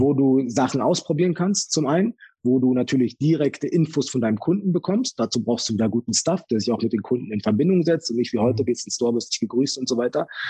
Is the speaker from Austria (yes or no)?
no; Germany; ich bin in, in Deutschland aufgewachsen